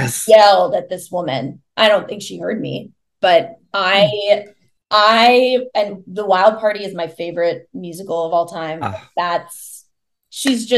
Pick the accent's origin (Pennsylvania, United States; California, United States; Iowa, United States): Iowa, United States; moved away; I am from the Midwest. I grew up in Iowa